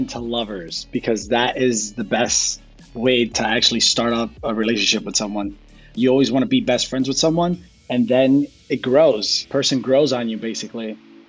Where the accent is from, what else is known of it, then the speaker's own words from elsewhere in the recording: New Jersey, United States; also born or lived in Colombia; now in Los Angeles, United States; I'm 30 years old. I'm originally from Colombia, but I was raised in Jersey.